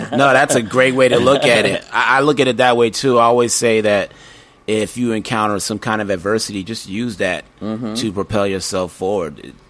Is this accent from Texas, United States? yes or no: yes; El Paso, Texas, United States; also born or lived in Germany / New York; No, I was born in Germany, and then I lived in El Paso, Texas for maybe 7 years. So I claim Texas and New York, although I was born in Germany.